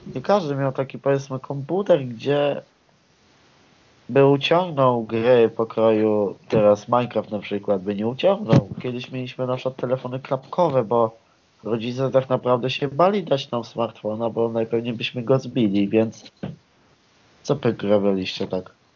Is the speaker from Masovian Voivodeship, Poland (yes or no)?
no; Koszalin, West Pomeranian Voivodeship, Poland; pochodzę na przykład z miejscowości Koszalin